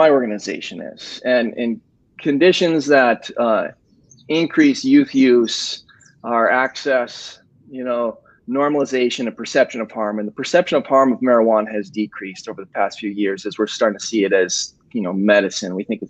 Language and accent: English; Michigan, United States; I'm from Michigan.